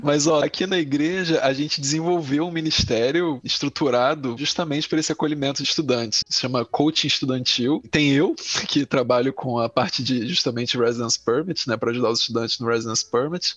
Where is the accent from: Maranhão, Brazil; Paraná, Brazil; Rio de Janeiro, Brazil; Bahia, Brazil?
Rio de Janeiro, Brazil; moved away as an adult; now in France; como brasileiro, como carioca, talvez, mais do que brasileiro